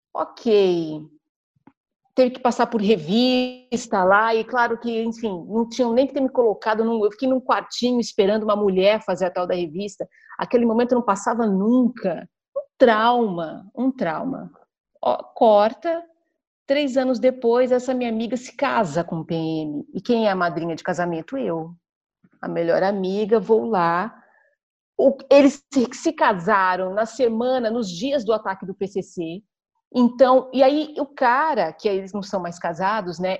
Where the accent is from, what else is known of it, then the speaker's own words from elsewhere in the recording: ABC Paulista, São Paulo, Brazil; eu fui criada no ABC Paulista, num conjunto habitacional